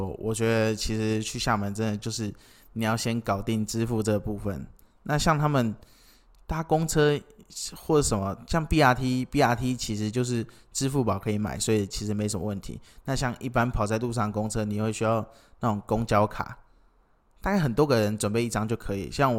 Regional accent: Kinmen County, Taiwan; 没有，我是金门人这样子。

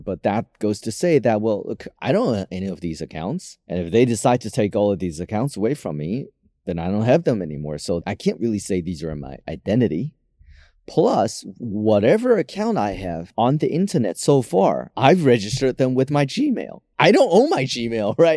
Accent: Taiwan; I was born in Taiwan, so I have a Taiwanese passport

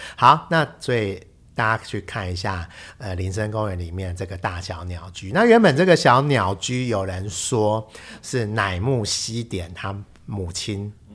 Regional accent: Taiwan; 可是我们台湾人慎终追远

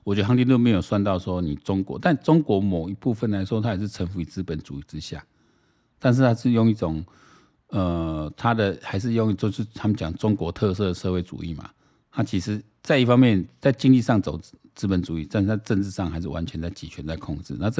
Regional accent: Taiwan; 因为我们台湾人真的对俄罗斯乌克兰不是那么了解，所以看资料蛮有趣的。

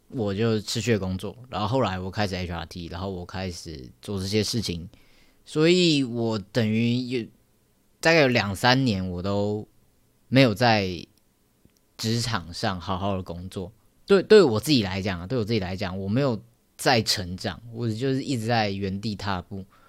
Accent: Taoyuan, Taiwan; moved away as an adult; now in Taipei, Taiwan; 我老家在桃园，然后我现在还搬到台北来住

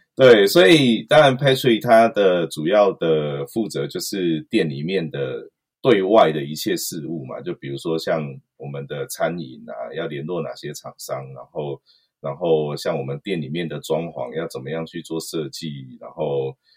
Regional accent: Nantou County, Taiwan; 对我是在南投长大

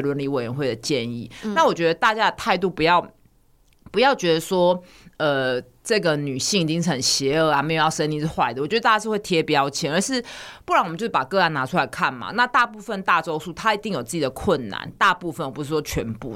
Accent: Taiwan; 我们台湾人的习惯

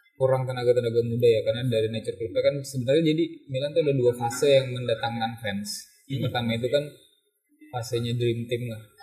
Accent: Indonesia; gue datang dari Indonesia

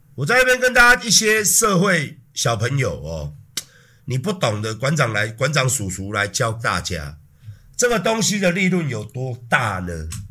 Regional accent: Taiwan; 身为一个台湾人

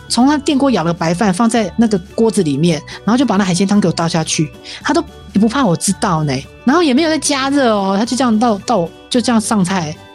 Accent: Taiwan; 我们台湾人真的很厉害

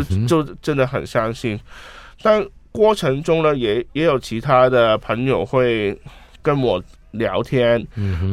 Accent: Hong Kong; Chinese is a second language; 我是香港人

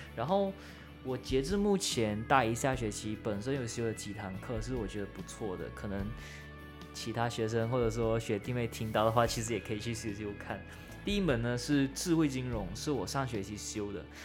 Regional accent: Malaysia; moved away as an adult; now in Kaohsiung, Taiwan; 我是来自国立中山大学中国文学系，现在是大一的学生，然后来自马来西亚，是侨生

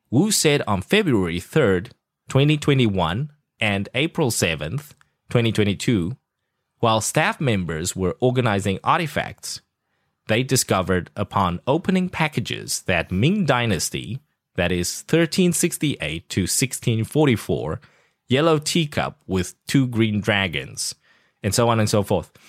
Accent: South Africa; accent: South African; Yeah, I actually lost my South African accent. I had to adapt it to the CNN

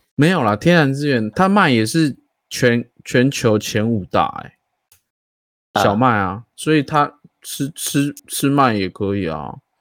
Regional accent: Taiwan; 我们台湾

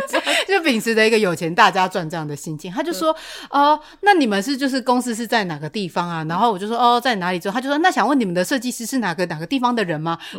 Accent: Taiwan; first language Taiwanese Hokkien; Chinese is a second language; 我身为一个台湾人

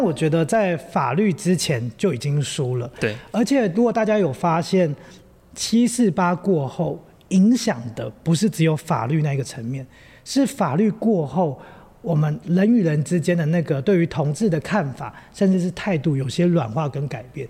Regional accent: Taipei, Taiwan; moved away as an adult; also born or lived in Hualien; 我们两个背景很像是因为我们都在台北长大

